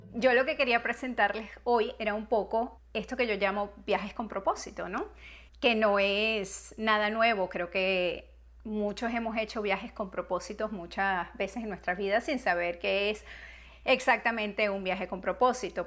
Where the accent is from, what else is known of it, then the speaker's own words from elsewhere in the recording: Venezuela; moved away as an adult; also born or lived in Spain; now in United States; Después mi nacionalidad, soy venezolana, pero soy también americana. Me fui de, los, de mi país cuando era muy joven y me vine a vivir a los Estados Unidos desde entonces